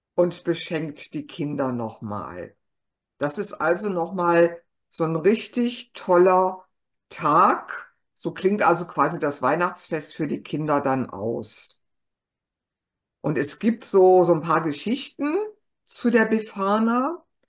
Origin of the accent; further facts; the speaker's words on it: Germany; bei uns in Deutschland